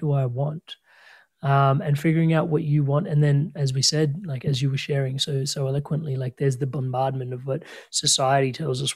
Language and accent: English; Australia; I was born in Australia